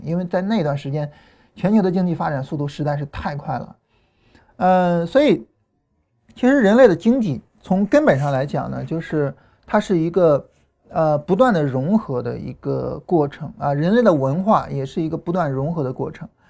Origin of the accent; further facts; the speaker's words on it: Chaling, Hunan, China; accent: Chaling dialect; Changsha dialect; moved away; also born or lived in Changsha / United States / Heze; 我自己小时候呢，我是在湖南长大的，啊，然后那时候在查令，啊，说查令话。后来到长沙呢，改 开始说长沙话。然后后来去美国开始说英语